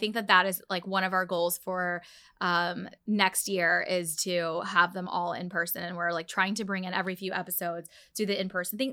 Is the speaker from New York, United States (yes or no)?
no; Dallas, Texas, United States; also born or lived in Orlando; I grew up in Dallas